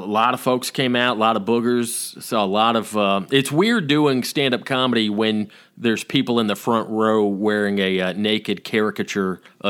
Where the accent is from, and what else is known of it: the South, Southern United States, United States; accent: Southern